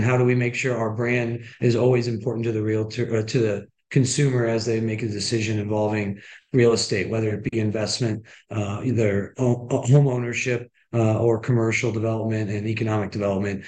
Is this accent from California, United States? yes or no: no; Washington, Missouri, United States; I'm from Washington, Missouri, which is just about an hour west of St. Louis